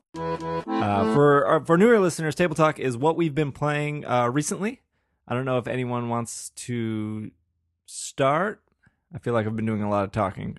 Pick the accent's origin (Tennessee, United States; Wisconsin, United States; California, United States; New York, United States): Wisconsin, United States; Milwaukee; We're both from Milwaukee